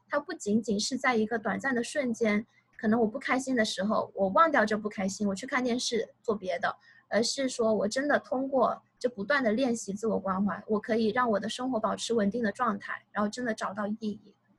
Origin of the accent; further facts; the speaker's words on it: China; moved away as an adult; now in United States; 我从小到大都在大陆长大，然后呢，在大陆本科毕业之后来美国读的心理学的研究生